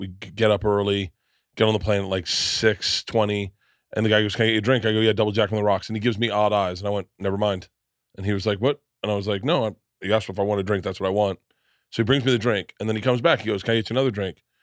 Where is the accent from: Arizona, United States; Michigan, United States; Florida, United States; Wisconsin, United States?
Florida, United States; I come from Florida and I'm fifty